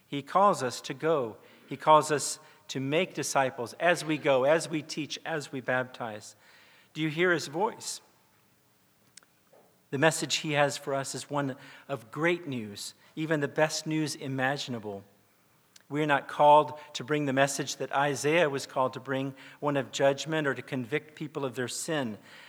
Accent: South Korea; I grew up in South Korea. My parents were missionaries with the Presbyterian Church

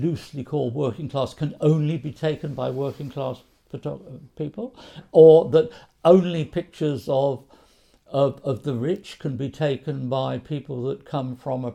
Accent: Wales, United Kingdom; I am a lad from Wales, from a working class background in Wales

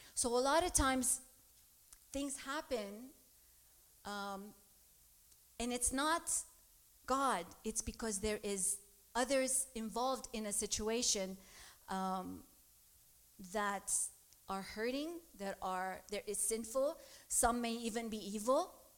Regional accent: Lebanon; moved away; I grew up in Lebanon

